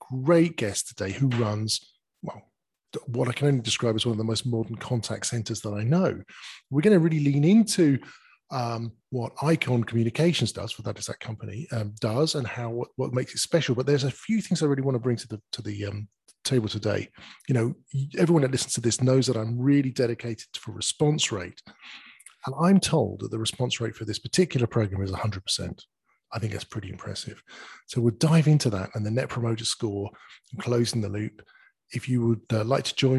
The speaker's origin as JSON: {"language": "English", "country": "United Kingdom", "said": "as a Brit, you know, I've got very limited language skills"}